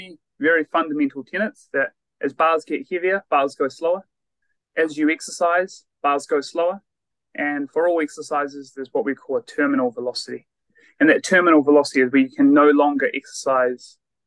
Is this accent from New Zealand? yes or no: yes; Christchurch, Canterbury, New Zealand; moved away as an adult; also born or lived in Otago / Wollongong, Australia / Perth, Australia; I am originally from New Zealand or Aotearoa, born and bred in Christchurch